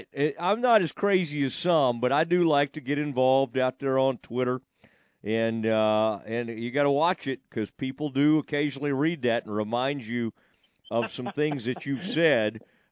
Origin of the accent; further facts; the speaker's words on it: Kaufman, Texas, United States; That's a place that me growing up in Kauffman, I spent a fair amount of time right down the road in 175 in Athens.